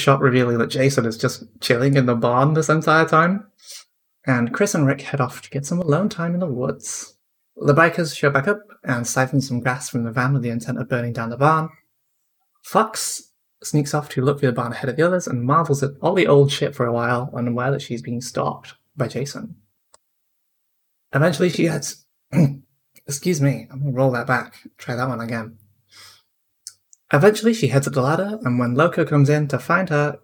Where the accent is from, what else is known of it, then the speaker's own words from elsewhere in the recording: England, United Kingdom; I'm English